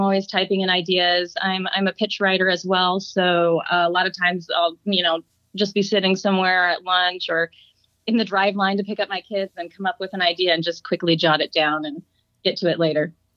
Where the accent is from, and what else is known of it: Santa Clarita, California, United States; born or raised there